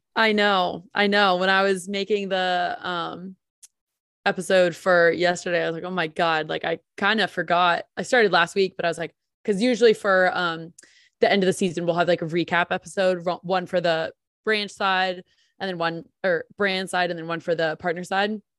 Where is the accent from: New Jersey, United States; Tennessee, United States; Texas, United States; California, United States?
New Jersey, United States; I'm from New Jersey